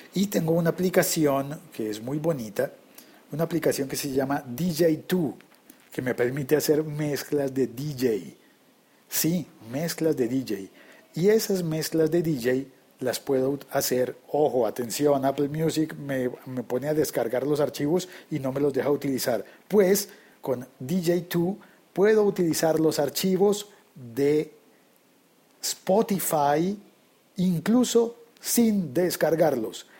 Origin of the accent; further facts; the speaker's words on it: Colombia; la moneda local en mi país